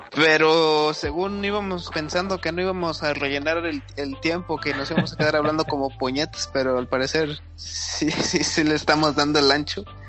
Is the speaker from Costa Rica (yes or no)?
no; Nuevo León, Mexico; Yo soy, yo soy de, de Nuevo León, de, pues no soy de Monterrey, pero estoy al ladito a una hora y media.